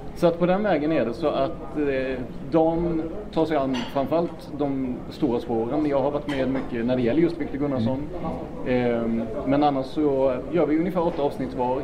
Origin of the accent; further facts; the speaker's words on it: Blekinge, Sweden; moved away; jag är ju ner från Blekinge